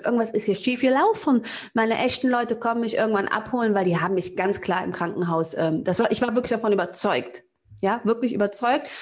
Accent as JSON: {"language": "German", "town": "Cologne", "region": "North Rhine-Westphalia", "country": "Germany", "tie": "born or raised there", "said": "aus Köln-Kalk, da wo ich herkomme"}